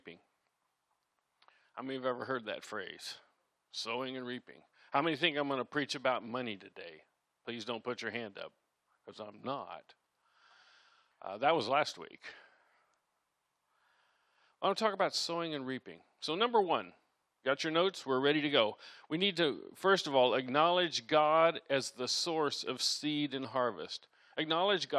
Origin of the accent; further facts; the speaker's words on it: Iowa, United States; I grew up in Iowa as a kid